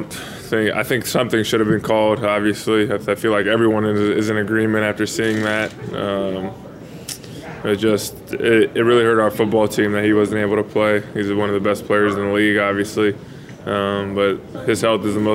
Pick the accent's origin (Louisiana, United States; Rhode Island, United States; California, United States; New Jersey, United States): California, United States; moved away; I'm from California